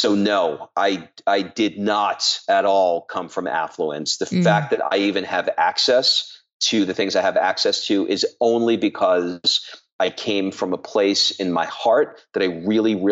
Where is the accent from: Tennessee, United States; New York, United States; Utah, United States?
New York, United States; New York City; I grew up in Queens, New York.